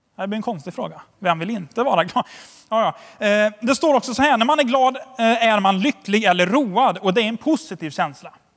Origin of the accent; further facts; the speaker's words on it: Sweden; som svensk